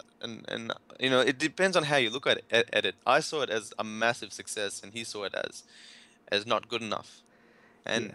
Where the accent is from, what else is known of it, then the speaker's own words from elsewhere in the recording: India; I'm from India